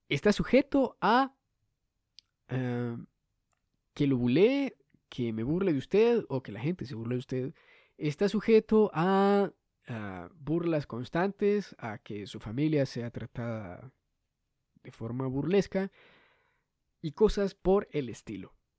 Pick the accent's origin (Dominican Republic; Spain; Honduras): Honduras; soy el único hondureño que hace esto